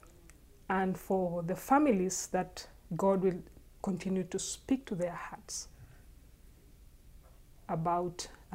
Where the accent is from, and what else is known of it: Kenya